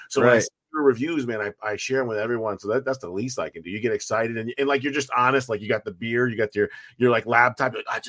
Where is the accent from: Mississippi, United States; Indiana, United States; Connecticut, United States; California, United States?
Connecticut, United States; Wallingford; also born or lived in St. Petersburg, Florida; So the town here is called Wallingford, but it's right next to New Haven, Connecticut. Most people will recognize that. Okay. So grew up here my whole life. I moved to Florida in 2000 to 2002 for work. I was in St. Petersburg.